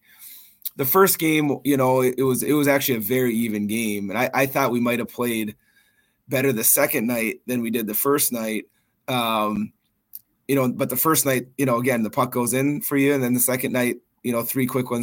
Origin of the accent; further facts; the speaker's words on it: Minnesota, United States; also born or lived in Duluth, Minnesota / Faribault, Minnesota; now in Maine, United States; I grew up in Minnesota, which has, you know, maybe in the United States, the richest hockey, you know, tradition anywhere